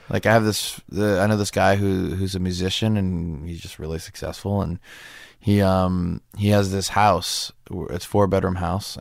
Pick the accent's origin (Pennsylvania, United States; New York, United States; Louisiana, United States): Louisiana, United States; Metairie; now in Los Angeles, United States; I was brought up in New Orleans